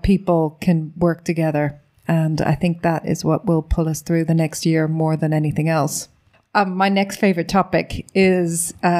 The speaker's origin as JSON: {"language": "English", "country": "Ireland", "said": "being Irish"}